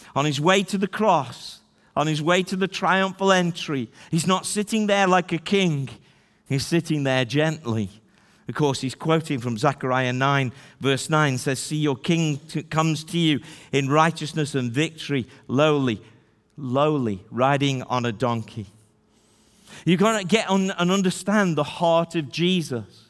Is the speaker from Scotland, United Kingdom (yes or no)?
no; Stoke-on-Trent, West Midlands, United Kingdom; also born or lived in Newcastle-under-Lyme; I was born in Newcastle under Lyme. She can tell you that I was born in the thirteenth largest city, Stoke-on-Trent